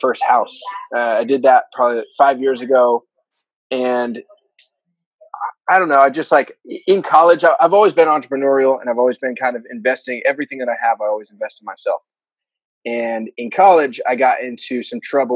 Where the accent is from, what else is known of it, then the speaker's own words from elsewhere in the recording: Bay Area, California, United States; I grew up here in the Bay Area, born and raised